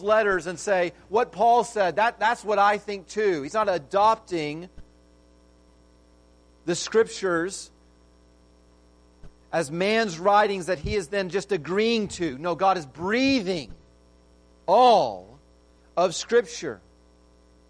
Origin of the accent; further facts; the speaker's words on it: Texas, United States; I know this as a Texan